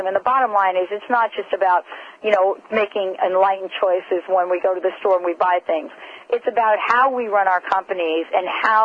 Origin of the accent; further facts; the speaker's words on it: New Jersey, United States; I'm very familiar with Woodbridge since I grew up in the New Jersey area